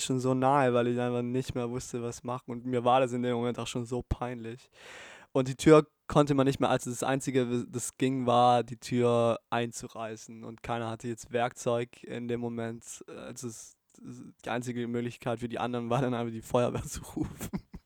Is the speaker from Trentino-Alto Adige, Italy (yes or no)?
yes; Bolzano, Trentino-Alto Adige, Italy; in Bozen, in meiner Heimatstadt